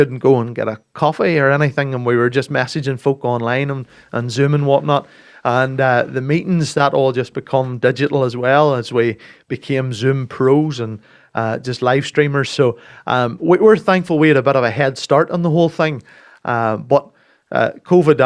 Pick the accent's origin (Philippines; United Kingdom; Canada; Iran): United Kingdom; Castledawson, Northern Ireland; Come from Castle Dawson, near Macclesfield.